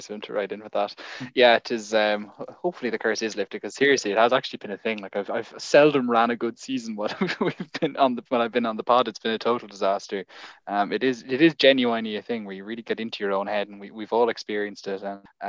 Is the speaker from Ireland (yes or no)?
yes; Ireland; accent: Irish